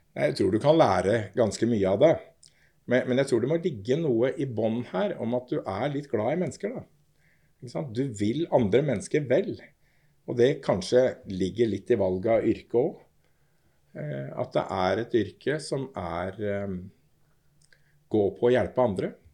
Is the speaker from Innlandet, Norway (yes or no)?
no; Oslo, Norway; jeg er fra Torshov. Torshau, som vi sier.